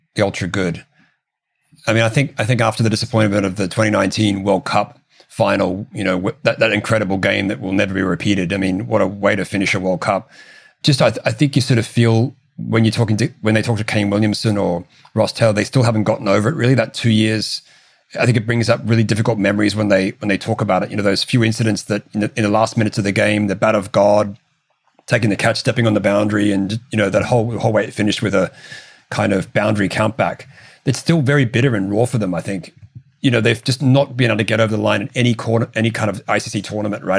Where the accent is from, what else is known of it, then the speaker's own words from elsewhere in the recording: Australia; I'm an Australian